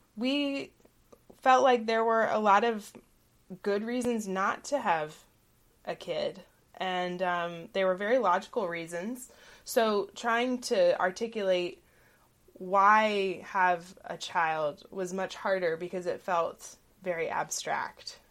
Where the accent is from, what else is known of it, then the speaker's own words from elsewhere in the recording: Southeast Georgia, United States; growing up in the South, in Southeast Georgia, family was the norm